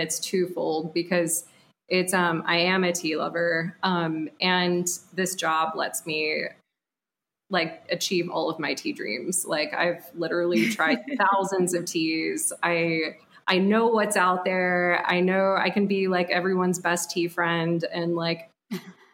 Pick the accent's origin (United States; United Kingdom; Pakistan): United States; Dallas, Texas; now in Austin, United States; I was born and raised in Dallas by two Midwesterners